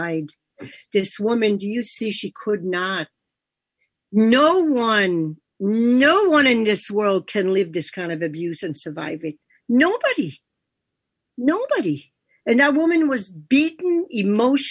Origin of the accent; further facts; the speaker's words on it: Canada; first language French; English is a second language; moved away as an adult; also born or lived in New York; my life in Canada, my life with my siblings and everything ended when I was 18